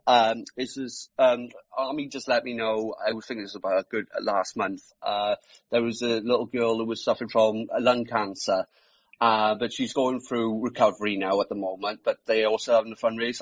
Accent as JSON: {"language": "English", "region": "South Wales", "country": "United Kingdom", "said": "I'm from South Wales. I am. So um, pretty much it's, I'm just living the valleys."}